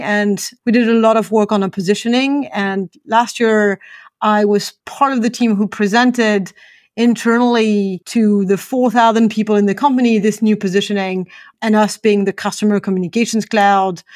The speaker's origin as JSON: {"language": "English", "country": "France", "moved": "yes", "lives_now": "Atlanta, United States", "said": "I'm originally from France, and I'm joining you today from Atlanta in the U S."}